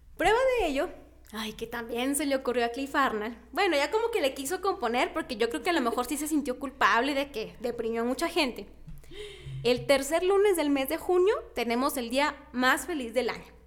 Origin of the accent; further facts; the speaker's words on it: Mexico; nos caracteriza a los mexicanos